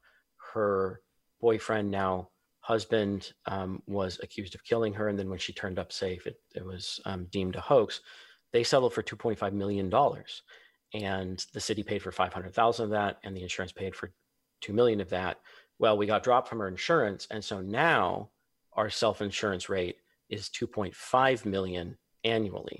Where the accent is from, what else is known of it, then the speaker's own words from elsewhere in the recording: Vallejo, California, United States; my hometown